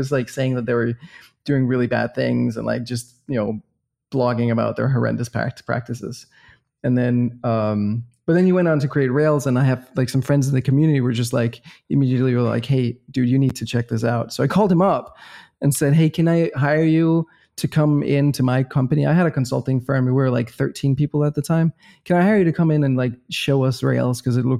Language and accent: English; Copenhagen, Capital Region of Denmark, Denmark; also born or lived in Boston, United States; So we're from the same city. We're both from Copenhagen.